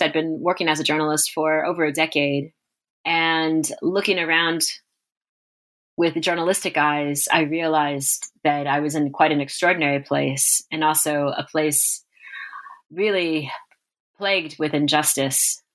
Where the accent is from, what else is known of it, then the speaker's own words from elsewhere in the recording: Corpus Christi, Texas, United States; moved away as an adult; also born or lived in Moscow; I'm from Corpus Christi, Texas.